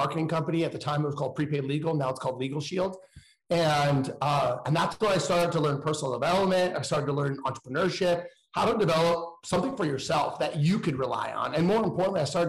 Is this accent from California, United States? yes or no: yes; Danville, California, United States; I grew up in a suburb of the San Francisco area in a small town called Danville